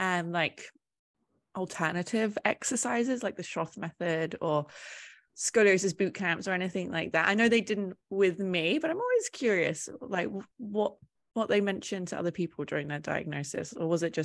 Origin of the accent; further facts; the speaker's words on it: England, United Kingdom; I'm British and I was diagnosed in England as well.